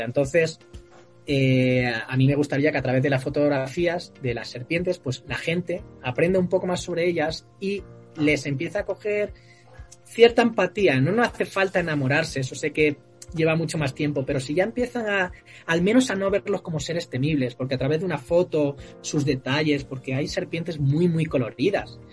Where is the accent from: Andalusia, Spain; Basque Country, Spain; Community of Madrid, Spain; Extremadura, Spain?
Extremadura, Spain; Cáceres; also born or lived in Santiago de Alcántara; Del oeste, es una ciudad que se llama Cáceres